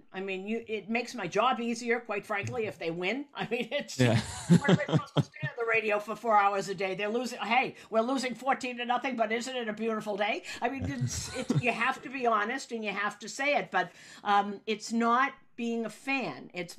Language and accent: English; Newton, Massachusetts, United States; moved away as an adult; now in New York, United States; But I grew up in Newton, Massachusetts, and I had my own season ticket to Fenway Park when I was 3.